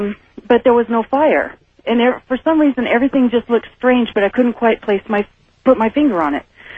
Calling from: Carson City, Nevada, United States; I'm calling from Carson City.

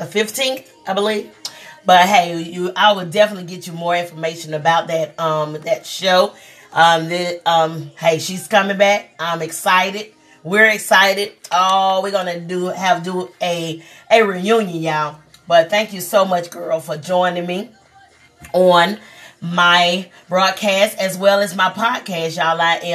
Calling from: South Carolina, United States; I am coming here from South Carolina. South Carolina.

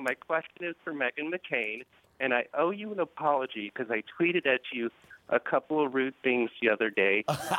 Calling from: Minneapolis, Minnesota, United States; I'm calling from Minneapolis.

